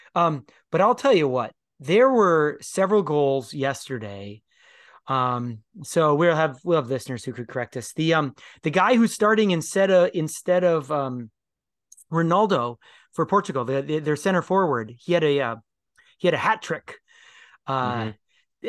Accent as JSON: {"language": "English", "region": "Minnesota", "country": "United States", "also_born_or_lived": "Pennsylvania", "moved": "yes", "said": "a Minnesotan expatriate"}